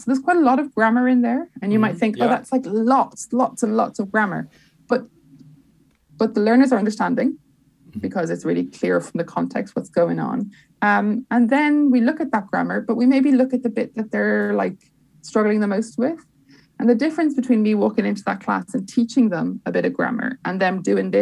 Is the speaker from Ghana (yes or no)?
no; Dublin, Leinster, Ireland; also born or lived in London; now in Dublin, Ireland; I'm from Dublin, but I live in London